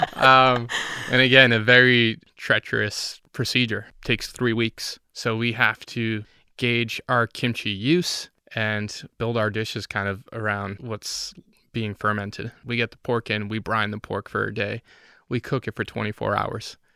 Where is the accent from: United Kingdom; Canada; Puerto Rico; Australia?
Puerto Rico; moved away; I'm from Puerto Rico